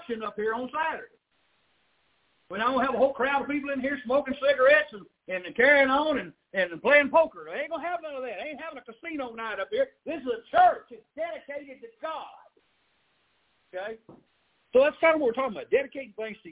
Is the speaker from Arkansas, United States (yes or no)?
yes; Arkansas, United States; born or raised there